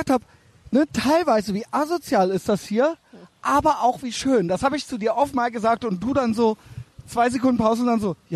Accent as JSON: {"language": "German", "country": "Albania", "lives_now": "Germany", "said": "Ich komme aus Albanien."}